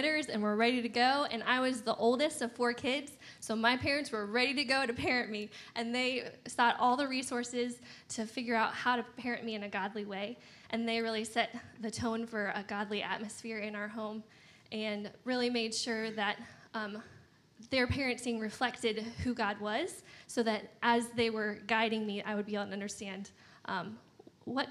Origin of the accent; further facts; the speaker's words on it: Hartville, Ohio, United States; moved away; I'm from Northeast Ohio, Akron, Canton area, a little town called Hartville